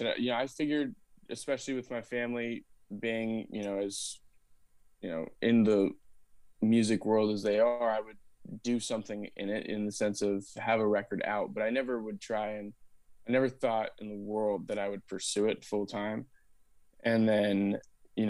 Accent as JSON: {"language": "English", "town": "Austin", "region": "Texas", "country": "United States", "tie": "born or raised there", "said": "I grew up in Austin. I'm a sixth generation Austinite"}